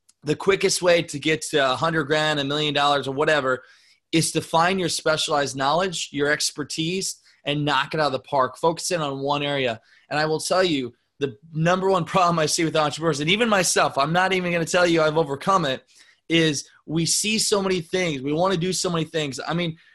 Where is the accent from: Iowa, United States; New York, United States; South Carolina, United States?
Iowa, United States; Northeast; I'm from Northeast Iowa, a town of 750 people in the middle of nowhere. I grew up in an ice business